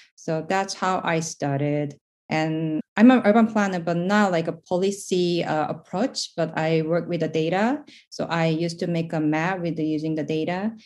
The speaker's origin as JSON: {"language": "English", "country": "South Korea", "moved": "as an adult", "lives_now": "New York City, United States", "said": "I'm basically from South Korea"}